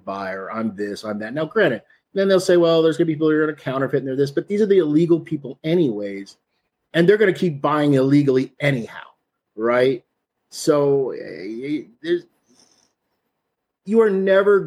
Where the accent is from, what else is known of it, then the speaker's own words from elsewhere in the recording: East Texas, United States; I grew up in East Texas